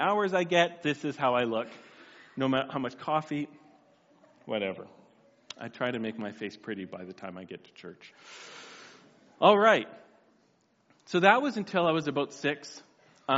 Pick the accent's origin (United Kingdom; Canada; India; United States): Canada; Whistler, British Columbia; now in Steinbach, Canada; this is the house I grew up in Whistler, BC